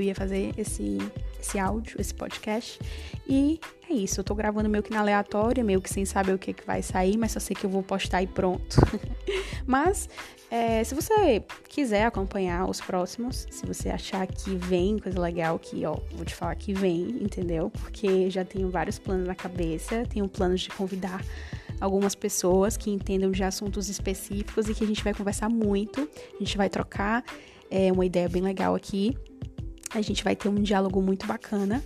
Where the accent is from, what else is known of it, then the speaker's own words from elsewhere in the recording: Fortaleza, Ceará, Brazil; eu moro atualmente em Fortaleza, eu nasci aqui em Fortaleza é, sou cearense, raiz